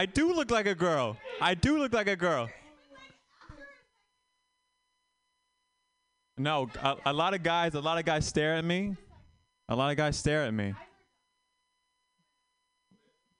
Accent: Vietnam; born or raised there; moved away

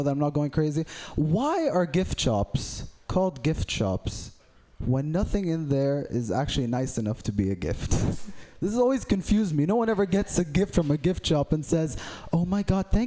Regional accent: Saudi Arabia; I'm from Saudi Arabia.

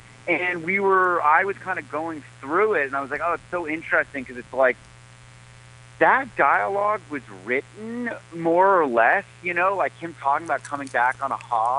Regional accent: Boonville, California, United States; Ukiah, California. It's where my parents work, but I'm from Boonville, which is a small town, you know, in Northern California. And like, you know, I'm actually happen to be back here, like in my hometown

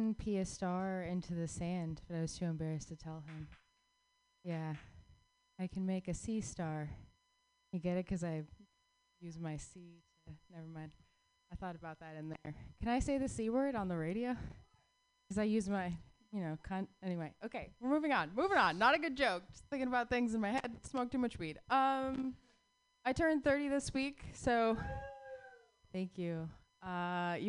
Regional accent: Arizona, United States; moved away; I grew up in the Southwest

